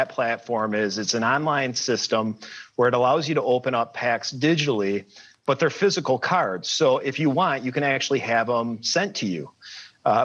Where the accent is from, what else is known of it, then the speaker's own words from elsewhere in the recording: Michigan, United States; I grew up in Michigan